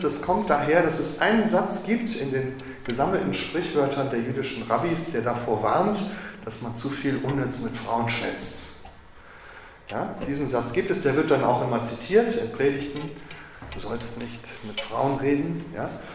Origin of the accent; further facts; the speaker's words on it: Waldeck / Marburg, Hesse, Germany; moved away as an adult; also born or lived in Jerusalem, Israel; in Waldeck und in Marburg und da, wo ich herkomme